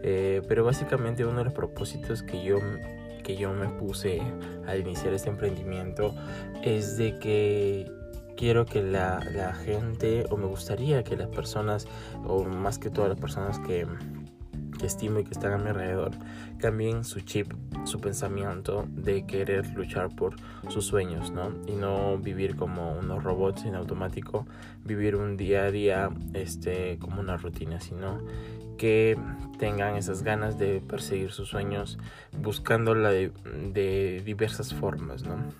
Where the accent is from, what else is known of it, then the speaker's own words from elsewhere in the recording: Peru; soy de Perú